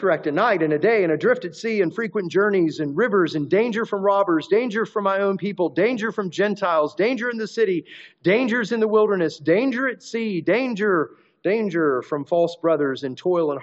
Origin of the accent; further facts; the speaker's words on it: United States; our rights as American citizens